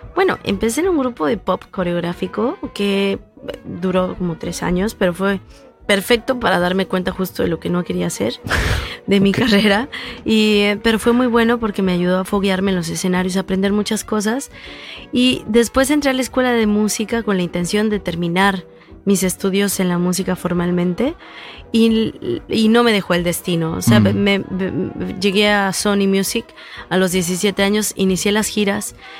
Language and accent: Spanish; Veracruz, Mexico; de, Veracruz, de donde yo vengo